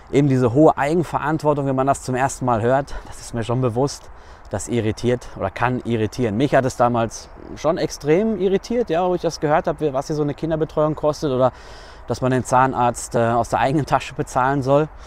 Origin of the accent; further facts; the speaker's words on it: North Rhine-Westphalia, Germany; now in Switzerland; wenn ich das vergleiche mit meiner Heimat Nordrhein-Westfalen und dann hier mit der Schweiz.